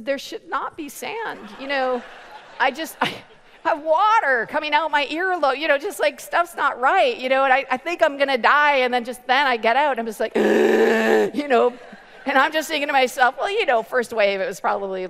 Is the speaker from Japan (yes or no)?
no; Canada; I'm from Canada